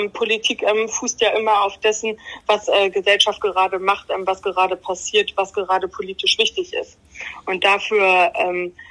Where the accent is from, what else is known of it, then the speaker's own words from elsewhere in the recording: Bremen, Germany; Ich wohne wieder in meinem Eltern- und Familienhaus. Ach so. So sehr bin ich Bremerin